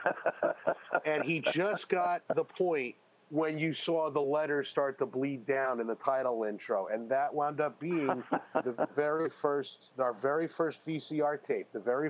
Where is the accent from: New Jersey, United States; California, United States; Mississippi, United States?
New Jersey, United States; I'm from New Jersey